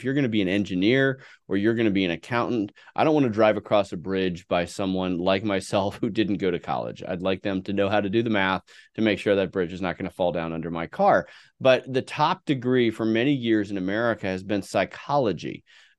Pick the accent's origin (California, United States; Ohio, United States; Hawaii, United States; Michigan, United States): California, United States; San Francisco Bay Area; Yeah. No. I grew up in the San Francisco Bay Area.